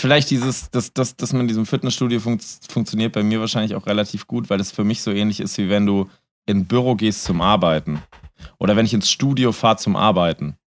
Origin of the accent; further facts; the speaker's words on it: Altleiningen, Rhineland-Palatinate, Germany; also born or lived in Bad Dürkheim; ich komme ja ursprünglich aus Altlein, also aus Bad Dürkheim, meine Eltern sind dann nach Altleining gezogen. Das heißt, ich habe die Hälfte meiner Jugend in Altleining gelebt.